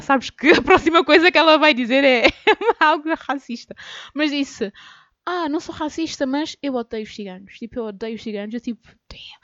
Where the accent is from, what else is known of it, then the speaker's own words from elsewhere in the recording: Cape Verde; nós, os cabo-verdianos